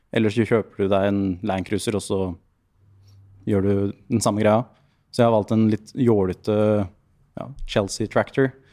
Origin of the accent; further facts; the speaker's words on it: Lier, Buskerud, Norway; moved away; also born or lived in Drammen / Oslo; Jeg vokste opp i Lier med mye fin skog og natur